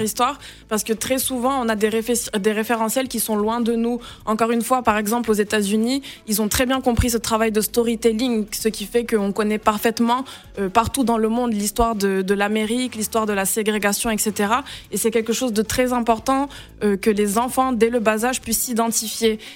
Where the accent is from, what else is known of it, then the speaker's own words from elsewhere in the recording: Senegal; je suis née, j'ai grandi au Sénégal